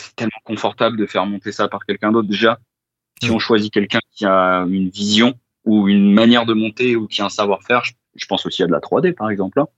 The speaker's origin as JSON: {"language": "French", "area": "Val d'Oise", "region": "Île-de-France", "country": "France", "said": "nous on est originaire du Val d'Oise"}